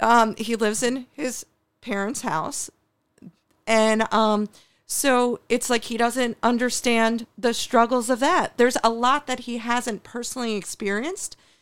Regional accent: New York City, New York, United States; now in Buffalo, United States; I was born in New York City

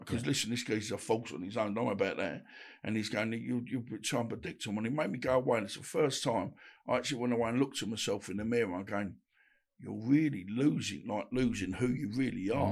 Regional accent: Woodford, London, United Kingdom; also born or lived in Bethnal Green / Essex; I was born in Bethnal Green, brought up in Woodford

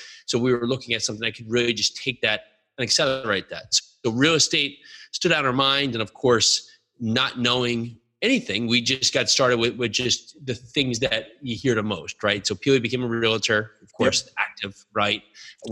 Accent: New Jersey, United States; Born and raised in New Jersey

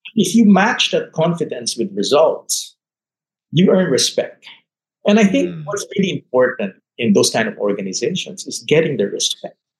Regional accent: Manila, Metro Manila, Philippines; moved away as an adult; also born or lived in Hong Kong / Singapore; I managed to negotiate a return to Manila, my hometown

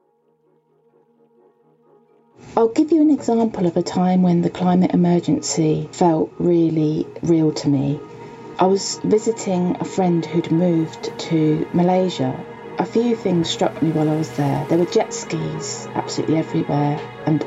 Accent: Welwyn Garden City, East of England, United Kingdom; also born or lived in Hitchin, Hertfordshire; I grew up actually just a few miles down the road in a town called Welwyn Garden City.

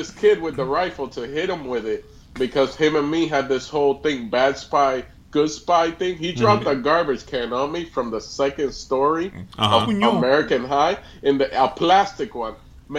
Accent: Dominican Republic; also born or lived in Puerto Rico; stand-up comedian, originally from Dominican Republic, born DR. In Puerto Rico. Yeah, but I was born in Puerto Rico. My mom used to work there.

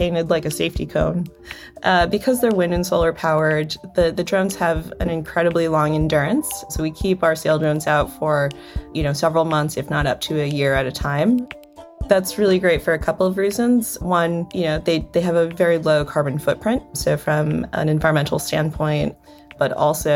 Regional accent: South Florida, United States; Growing up in South Florida

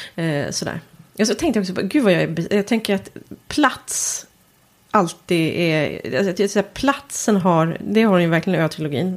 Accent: Stockholm, Stockholm County, Sweden; accent: Stockholmsprat (Stockholm speech); jag bor ju ändå i Stockholm och kommer dit med mitt Stockholmsprat

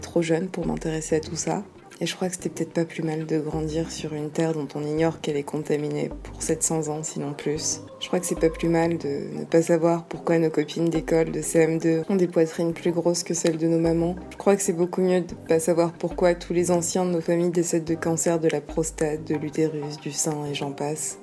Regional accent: Martinique; J'ai grandi en Martinique, j'y ai passé toute mon enfance et toute mon adolescence

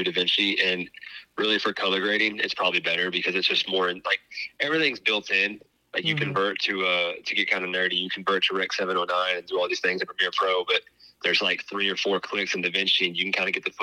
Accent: Waco, Texas, United States; I grew up in China Spring, is basically Waco

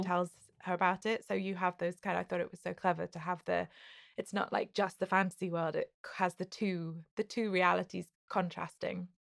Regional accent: United Kingdom; as a British person

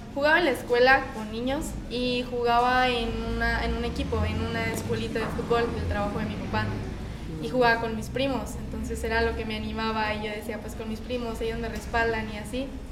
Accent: Ciudad Juárez, Chihuahua, Mexico; Yo soy de Ciudad Juárez, Chihuahua

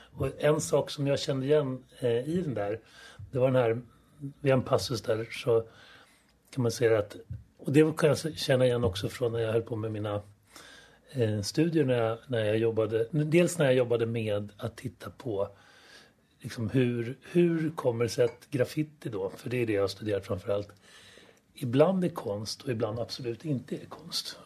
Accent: Stockholm, Stockholm County, Sweden; also born or lived in Solna; vi flyttade också från Solna till Östermalm när jag började skolan

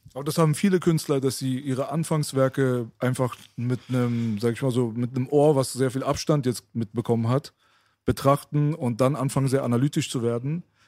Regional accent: Berlin, Germany; also born or lived in Friedenau / Lankwitz; Ich bin in Kreuzberg auf, aufgewachsen

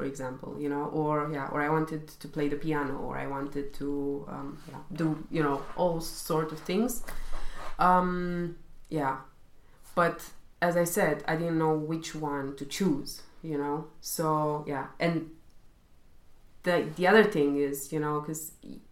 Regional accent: Romania; now in Germany; I'm originally coming from Romania

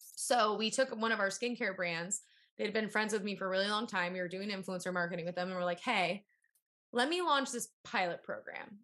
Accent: San Diego, California, United States; I come from San Diego

